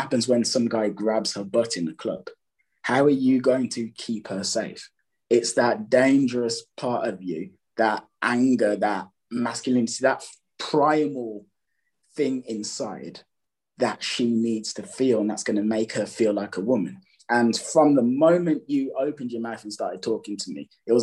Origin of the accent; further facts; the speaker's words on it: Birmingham, West Midlands, United Kingdom; I'm from England. I grew up in a city called Birmingham, which Birmingham, Alabama is named after, second city in the UK.